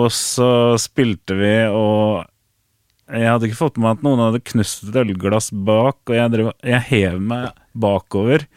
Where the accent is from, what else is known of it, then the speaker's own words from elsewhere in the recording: Fredrikstad, Østfold, Norway; i Fredrikstad, der jeg kommer fra